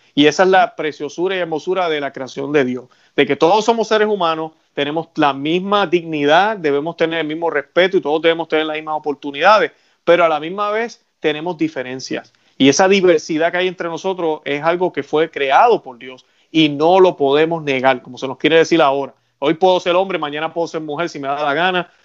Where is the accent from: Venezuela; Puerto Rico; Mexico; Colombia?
Puerto Rico; yo que soy puertorriqueño